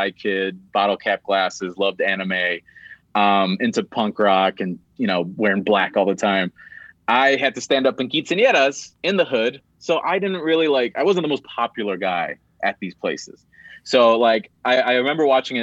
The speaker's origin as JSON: {"language": "English", "town": "Gary", "region": "Indiana", "country": "United States", "tie": "born or raised there", "said": "I grew up like in Gary, Indiana"}